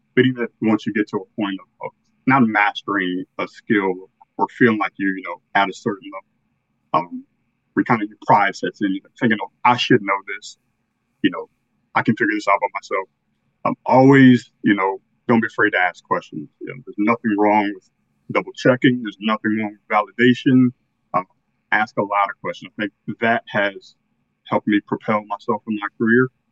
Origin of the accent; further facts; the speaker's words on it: Northern Virginia, United States; I'm from Northern Virginia, a little bit outside of Washington D.C. Uh, grew up here all my life